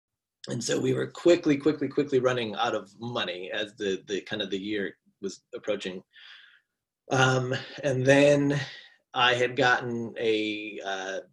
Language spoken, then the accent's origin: English; Michigan, United States; now in Los Angeles, United States; I'm from Michigan